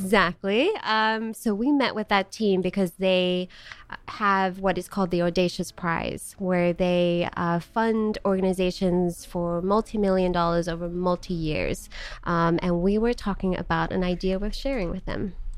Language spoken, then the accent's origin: English; Johannesburg, Gauteng, South Africa; moved away as an adult; also born or lived in Charlotte, North Carolina / Missouri; now in United States; I was born in Johannesburg, South Africa, and lived there for eighteen years, born and raised.